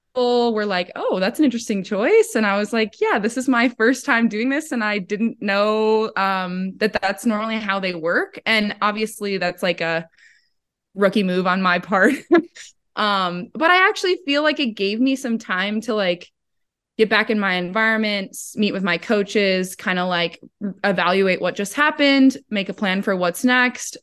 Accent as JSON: {"language": "English", "region": "Midwest", "country": "United States", "also_born_or_lived": "Madison, Wisconsin", "said": "us Midwesterners"}